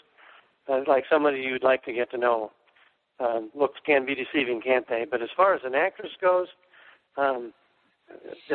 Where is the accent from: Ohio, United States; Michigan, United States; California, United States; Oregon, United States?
Oregon, United States; moved away; my hometown in Oregon